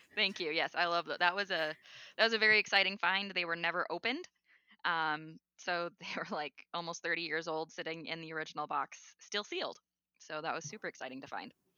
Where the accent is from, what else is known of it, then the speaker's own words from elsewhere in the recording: North Dakota, United States; moved away as an adult; also born or lived in Tennessee; now in Georgia, United States; I grew up in North Dakota.